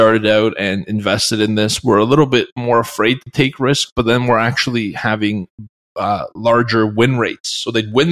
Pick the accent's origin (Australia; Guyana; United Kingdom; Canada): Canada; I'm from Canada.